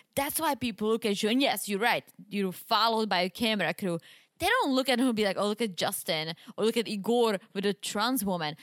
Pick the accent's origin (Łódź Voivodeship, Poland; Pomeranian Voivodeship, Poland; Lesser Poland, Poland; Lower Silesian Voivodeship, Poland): Lower Silesian Voivodeship, Poland; Wrocław; moved away; You remember the mall in my hometown? It's called